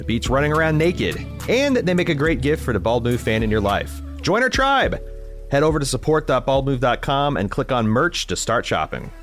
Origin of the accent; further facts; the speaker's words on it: Indiana, United States; growing up in Indiana, uh, we were a state that banned fireworks